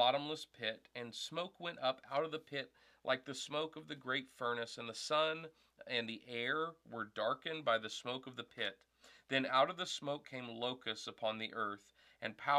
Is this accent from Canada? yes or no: no; the South, United States; moved away as an adult; also born or lived in Arkansas; now in Wisconsin, United States; I grew up in the South